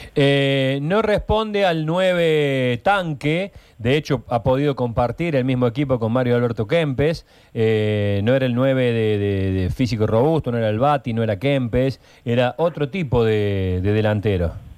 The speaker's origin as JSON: {"language": "Spanish", "region": "Córdoba", "country": "Argentina", "said": "somos todos de Alta Córdoba, somos todos hinchas de instituto"}